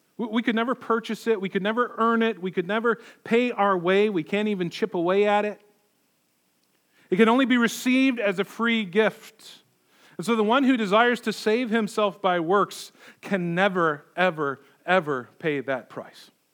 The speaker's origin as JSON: {"language": "English", "country": "United States", "said": "we live our lives as American Christians."}